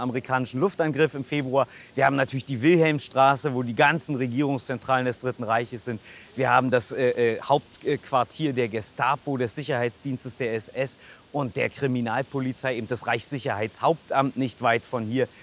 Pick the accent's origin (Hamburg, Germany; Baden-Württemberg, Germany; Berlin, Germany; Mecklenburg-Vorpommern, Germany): Berlin, Germany; als Berliner